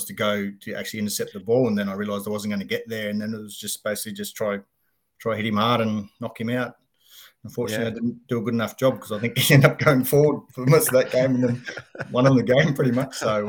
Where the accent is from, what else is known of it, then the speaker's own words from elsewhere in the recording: Katherine, Northern Territory, Australia; also born or lived in Darwin; So I was raised in Katherine. And then we followed footsteps and, you know, we moved to Darwin.